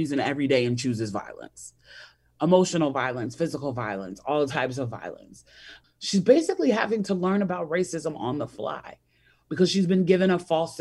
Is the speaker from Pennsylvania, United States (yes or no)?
no; Chicago, Illinois, United States; I grew up on the South Side of Chicago